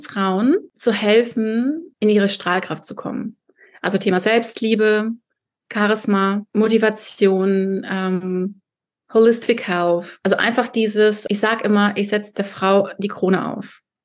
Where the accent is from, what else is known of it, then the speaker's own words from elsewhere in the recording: Kazakhstan; now in Berlin, Germany; ich bin in Kasachstan geboren, als Deutsche